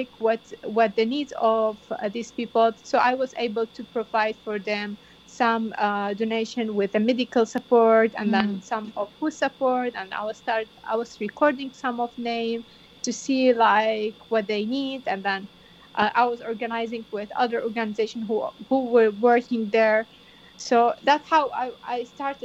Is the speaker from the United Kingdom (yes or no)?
no; Bartella, Nineveh, Iraq; moved away; I'm originally from Bartola, one of the villages had been invited and occupied